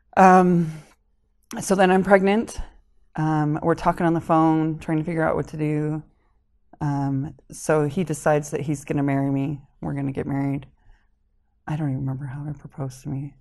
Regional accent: Springville, Utah, United States; also born or lived in Connecticut / Hawaii / Salem, Utah; we moved to Springville when I started kindergarten.

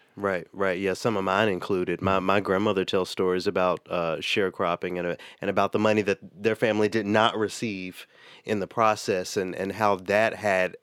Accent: Memphis, Tennessee, United States; now in Twin Cities, United States; my hometown of Memphis

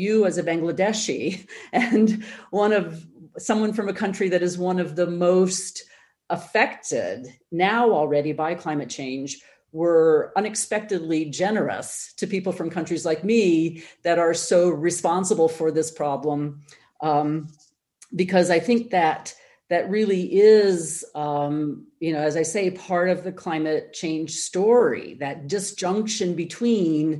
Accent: United States; maybe you hear this in my accent, but I am an American

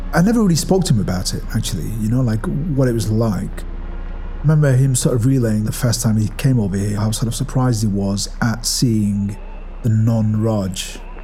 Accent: Ashton-under-Lyne, North West England, United Kingdom; I was born in Ashton, which is in Tameside in Greater Manchester

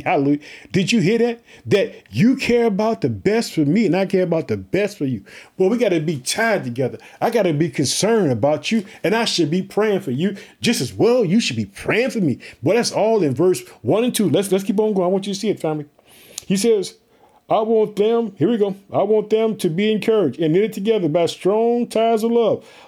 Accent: Illinois, United States; we are heard in the state of Illinois, which is my home state

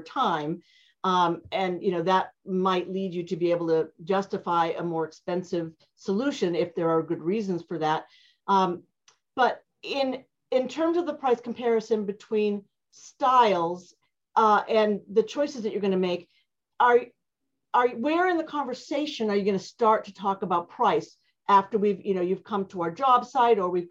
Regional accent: New England, United States; I'm from New England

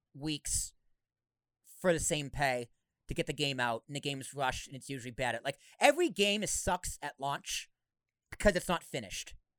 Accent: Boston, Massachusetts, United States; I grew up in Boston, went, came down to Jersey

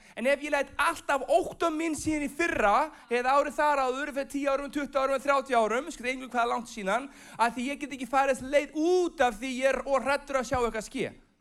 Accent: Iceland; moved away as an adult; also born or lived in United States; ég er frá Íslandi

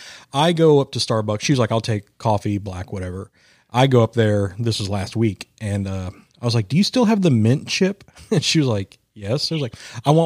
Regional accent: Midwest, United States; I'm not from the South either. I'm from the Midwest, where we drink tea

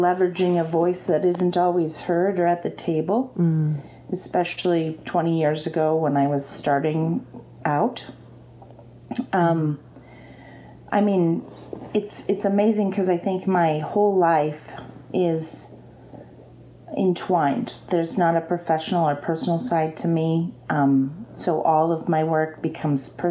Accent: Anchorage, Alaska, United States; also born or lived in Seattle / Chicago; I love Anchorage. It's where I grew up

